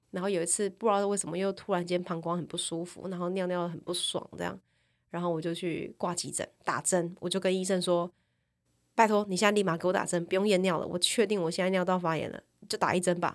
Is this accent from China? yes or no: no; Taichung, Taiwan; moved away as an adult; also born or lived in Taipei; 我是个台中人